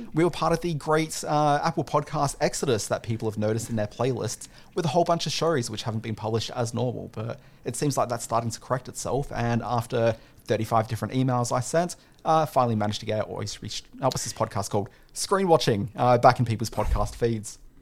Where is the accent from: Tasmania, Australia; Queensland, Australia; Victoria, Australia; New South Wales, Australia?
Queensland, Australia; Brisbane; I'm from Brisbane